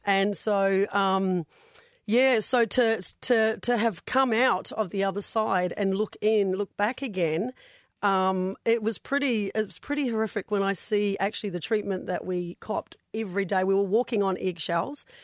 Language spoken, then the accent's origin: English; New Zealand; now in Australia; I'm from New Zealand